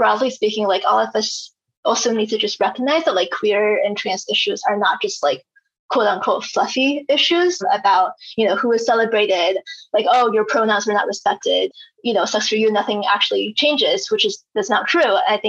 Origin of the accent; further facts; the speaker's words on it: China; now in United States; I'm not American. So yeah, I'm from China